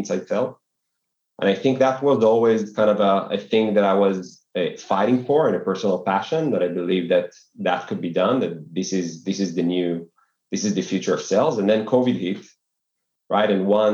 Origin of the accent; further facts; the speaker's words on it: Tel Aviv, Tel Aviv District, Israel; born and raised in Tel Aviv